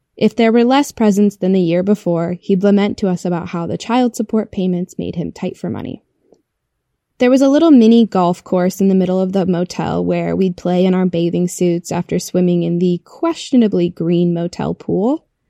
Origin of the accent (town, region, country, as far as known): Iowa, United States; born or raised there